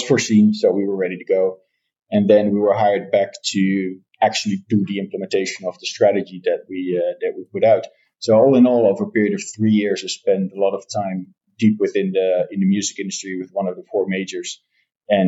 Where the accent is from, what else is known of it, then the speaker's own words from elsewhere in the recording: Netherlands; I'm born and raised in the Netherlands